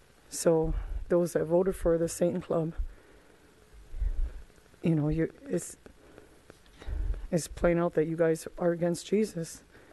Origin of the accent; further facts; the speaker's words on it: Elizabeth City, North Carolina, United States; I'm from Elizabeth City, North Carolina.